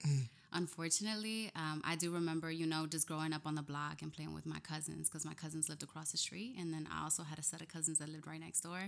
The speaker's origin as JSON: {"language": "English", "town": "Camden", "region": "New Jersey", "country": "United States", "tie": "born or raised there", "also_born_or_lived": "New Brunswick, New Jersey / Washington, D.C.", "moved": "as an adult", "lives_now": "Newark, United States", "said": "I was raised in Camden, New Jersey"}